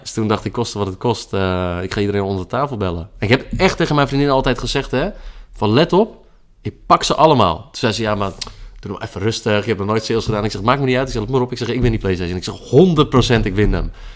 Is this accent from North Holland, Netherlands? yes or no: yes; IJmuiden, North Holland, Netherlands; geboren in de Muiden.